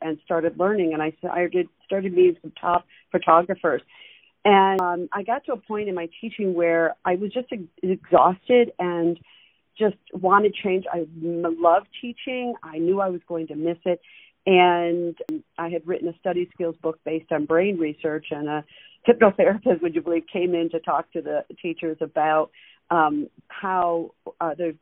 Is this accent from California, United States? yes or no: no; Western New York, United States; now in South Florida, United States; I grew up in Western New York, the border of Pennsylvania and New York, in a small town